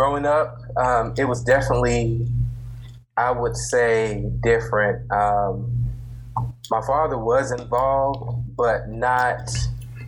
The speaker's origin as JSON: {"language": "English", "town": "Columbia", "region": "South Carolina", "country": "United States", "said": "I'm from Columbia, South Carolina"}